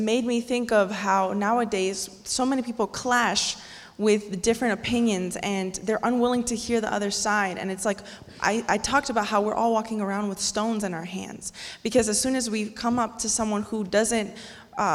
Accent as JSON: {"language": "English", "town": "Goshen", "region": "Indiana", "country": "United States", "tie": "born or raised there", "said": "I grew up here in Goshen"}